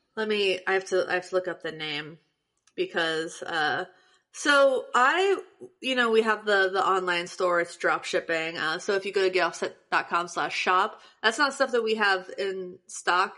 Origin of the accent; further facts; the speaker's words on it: Morrow, Ohio, United States; Morrow, Ohio, which is the tiny ass town that I'm from